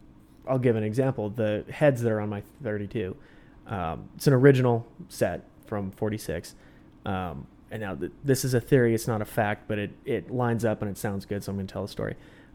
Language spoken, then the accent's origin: English; Redondo Beach, California, United States; My folks, bought their house that mm-hmm. of course I grew up in Redondo Beach a few years before I was born